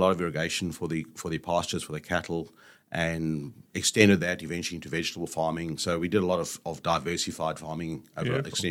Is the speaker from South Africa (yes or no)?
yes; South Africa; So my roots are South African. Yep. I was born in South Africa, raised in South Africa. My dad was a farmer, so I grew up on a farm